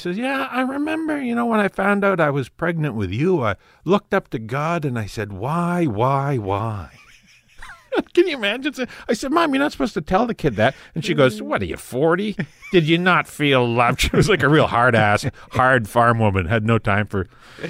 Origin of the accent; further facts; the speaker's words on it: Tisdale, Saskatchewan, Canada; My hometown, Tisdale, Saskatchewan, had this, they just changed it as of a couple of years